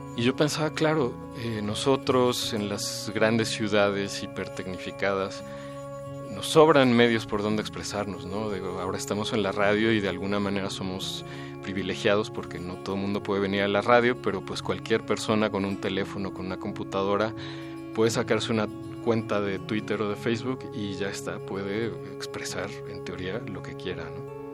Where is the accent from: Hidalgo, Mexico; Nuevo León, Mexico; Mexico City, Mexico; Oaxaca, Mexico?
Mexico City, Mexico; ahí en Coyoacán, que fue donde yo nací